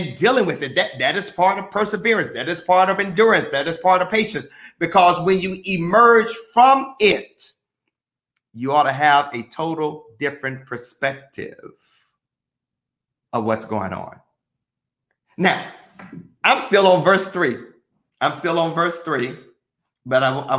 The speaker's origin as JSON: {"language": "English", "region": "Mississippi", "country": "United States", "said": "I'm from Mississippi"}